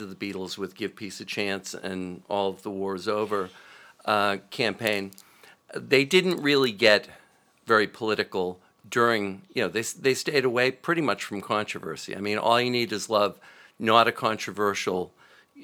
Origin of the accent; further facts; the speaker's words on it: Lowell, Massachusetts, United States; Around Lowell.